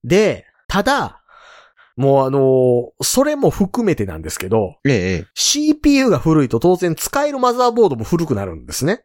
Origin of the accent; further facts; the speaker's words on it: area hit by the Great Hanshin earthquake, Kansai, Japan; born or raised there